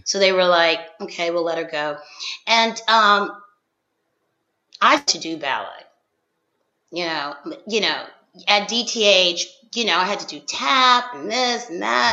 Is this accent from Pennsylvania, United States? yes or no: yes; Philadelphia, Pennsylvania, United States; I'm from Philadelphia